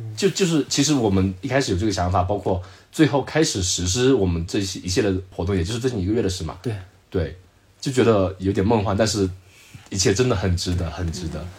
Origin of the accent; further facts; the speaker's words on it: Zhejiang, China; 我浙江的